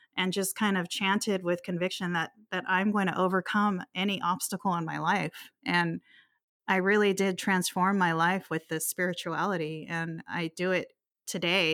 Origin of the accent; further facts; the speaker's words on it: Hawaii, United States; also born or lived in Guam; I grew up in Hawaii. I was born in Guam, but raised in Hawaii, so I've always been an island girl